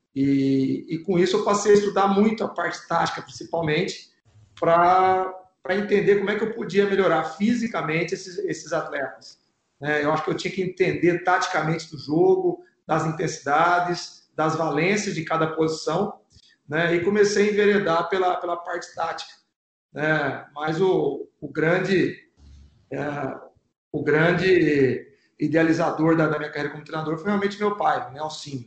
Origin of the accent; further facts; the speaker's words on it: São Paulo, Brazil; eu sou aqui de São Paulo